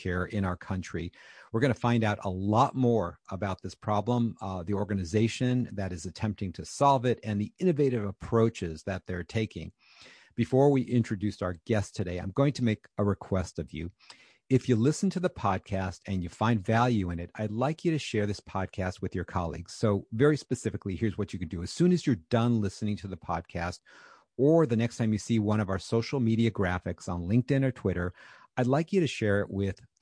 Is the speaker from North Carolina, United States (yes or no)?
yes; Charlotte, North Carolina, United States; my hometown of Charlotte